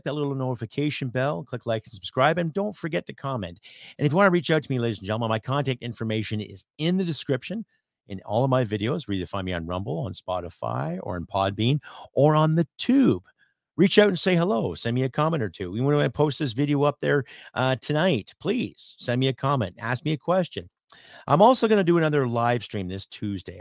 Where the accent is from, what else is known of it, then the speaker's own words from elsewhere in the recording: Canada; as a Canadian, as a patriot